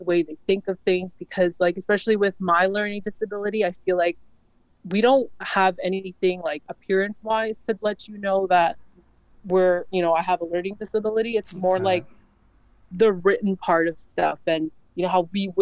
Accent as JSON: {"language": "English", "town": "Toronto", "region": "Ontario", "country": "Canada", "tie": "born or raised there", "said": "I am from Toronto, Canada, and I was actually born here."}